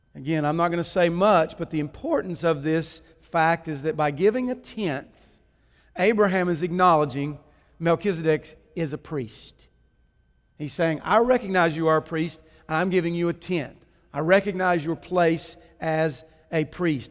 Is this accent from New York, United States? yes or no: no; Kannapolis, North Carolina, United States; growing up in Kannapolis, over on First Street